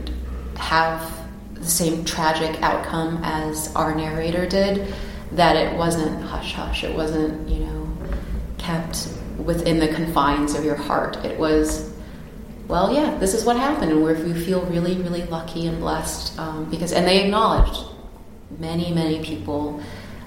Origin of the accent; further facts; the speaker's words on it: United States; as an American